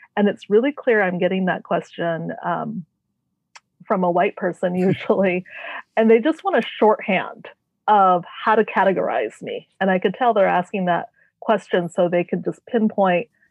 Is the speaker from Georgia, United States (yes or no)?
no; Renton, Washington, United States; also born or lived in Tacoma, Washington; I am from a suburb of Seattle uh, called Renton, and I was born in Tacoma, Washington, so I'm one of the few Washingtonians.